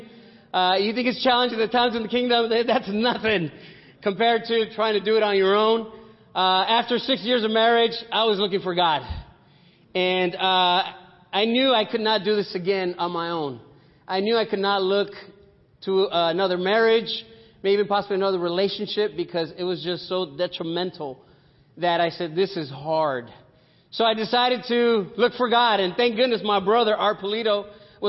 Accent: Compton, California, United States; I grew up here. I was born in Compton. So, you know, I'm a local CPT boy

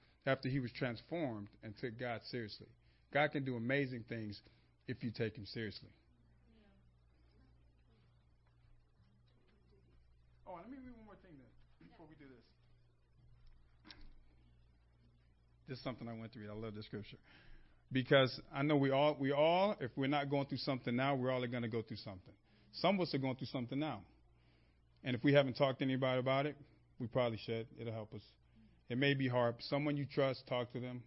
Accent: Los Angeles, California, United States; I grew up in Los Angeles outside of church

